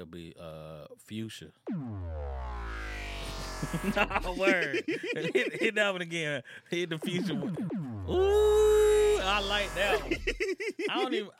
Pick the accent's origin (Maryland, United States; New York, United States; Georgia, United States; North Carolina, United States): Georgia, United States; Atlanta; We are both from Atlanta